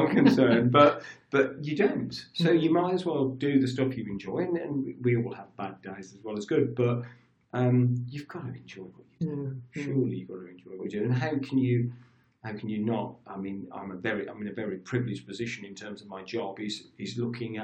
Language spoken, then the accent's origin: English; Birmingham, West Midlands, United Kingdom; now in Coventry, United Kingdom; I'm a Brummie